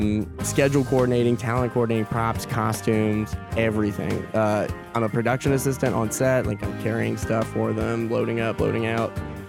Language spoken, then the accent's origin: English; Augusta, Georgia, United States; I was born and raised in Augusta.